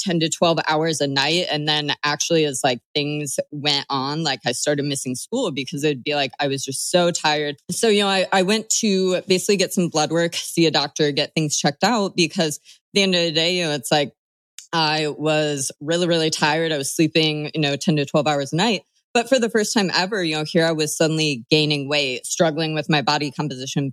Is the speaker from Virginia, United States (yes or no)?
no; Bloomington, Illinois, United States; moved away; I'm from Bloomington Normal, Illinois